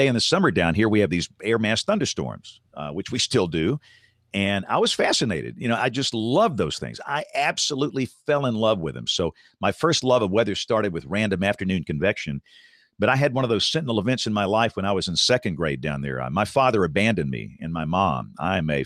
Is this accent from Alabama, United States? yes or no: yes; Tuscaloosa, Alabama, United States; growing up in Tuscaloosa, Alabama in the decade of the 70s